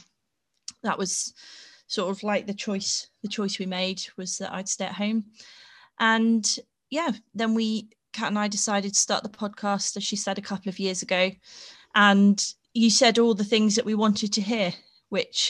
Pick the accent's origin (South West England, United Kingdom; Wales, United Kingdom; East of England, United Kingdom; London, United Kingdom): East of England, United Kingdom; Peterborough; moved away as an adult; also born or lived in Sheffield; I grew up in Peterborough